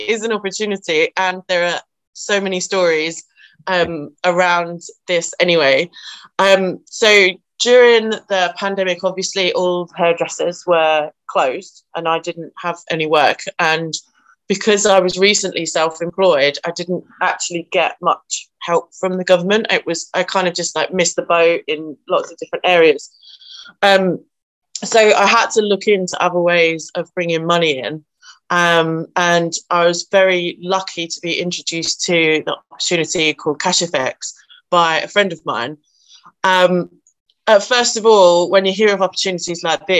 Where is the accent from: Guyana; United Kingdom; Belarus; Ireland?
United Kingdom; Nottinghamshire, East Midlands; I am from Nottinghamshire